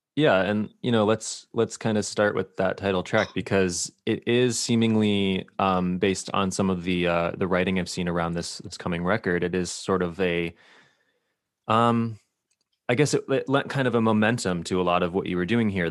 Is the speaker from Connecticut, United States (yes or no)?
yes; Connecticut, United States; Connecticut, my home state